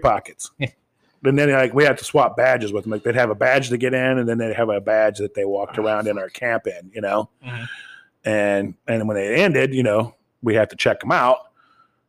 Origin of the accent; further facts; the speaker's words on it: hometown with George Rogers Clark Park, near Springfield, Ohio, United States; in my hometown, there was a place called George Rogers Clark Park